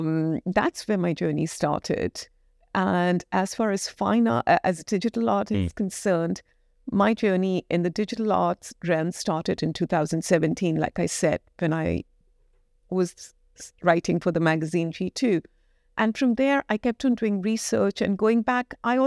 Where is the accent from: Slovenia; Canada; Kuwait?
Kuwait; moved away as an adult; now in United Kingdom; And I moved from Kuwait. I was born and brought up in Kuwait in the Middle East. And then I moved to the UK to study.